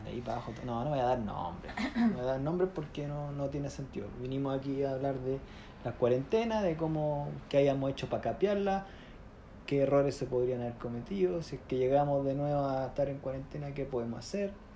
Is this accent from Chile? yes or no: yes; Chile; accent: chileno; moved away as an adult; now in London, United Kingdom; estudié en Chile